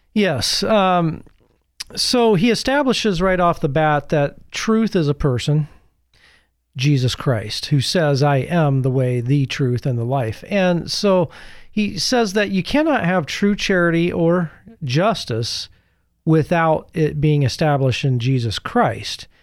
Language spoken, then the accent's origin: English; United States; as American Catholics